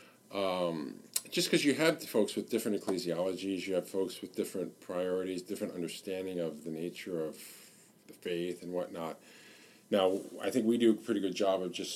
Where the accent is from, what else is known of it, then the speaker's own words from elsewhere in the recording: Northern California, United States; moved away as an adult; also born or lived in Steubenville, Ohio / Washington, D.C.; I'm from California, like Melissa as well, Northern California